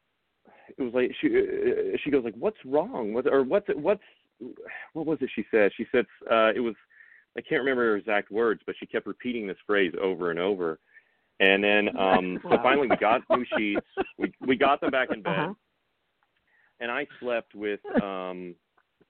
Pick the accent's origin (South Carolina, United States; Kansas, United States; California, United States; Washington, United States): Kansas, United States; Coffeyville; my hometown in Kansas